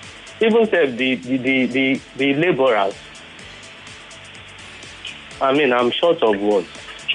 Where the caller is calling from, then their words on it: Ilasa, Nigeria; from Ilasa.